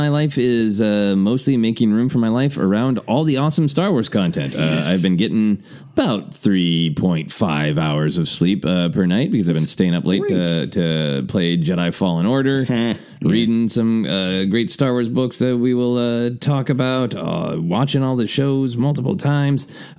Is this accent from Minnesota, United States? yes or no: yes; Minneapolis, Minnesota, United States; now in Los Angeles, United States; growing up in Minneapolis, Minnesota in the Midwest